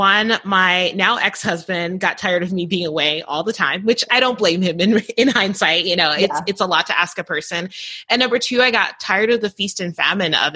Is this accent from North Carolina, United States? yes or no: no; New Jersey, United States; now in Albuquerque, United States; I grew up in New Jersey. I'm a Jersey girl.